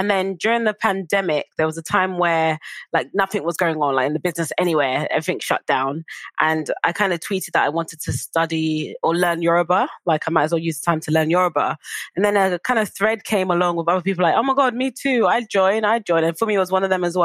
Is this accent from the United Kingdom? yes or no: yes; London, United Kingdom; also born or lived in Hackney / Dagenham / Nottingham / Florida; now in Essex, United Kingdom; I grew up in East London, which is obviously a very diverse area and community